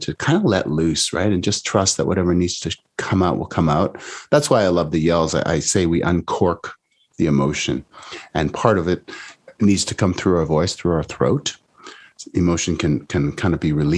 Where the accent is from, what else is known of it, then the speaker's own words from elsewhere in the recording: Canada; now in California, United States; I'm Canadian originally, now in the US